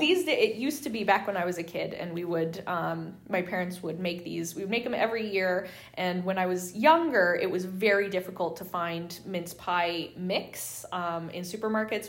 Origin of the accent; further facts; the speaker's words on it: United Kingdom; being British